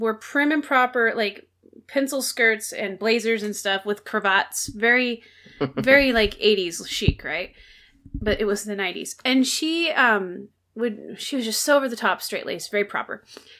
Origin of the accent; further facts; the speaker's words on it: Alaska, United States; So when I was, I grew up in Alaska during my high school years. I was all over the place